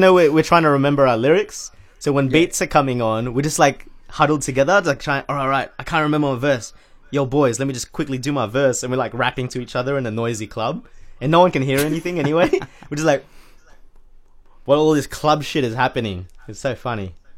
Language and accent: English; Australia; we're from Australia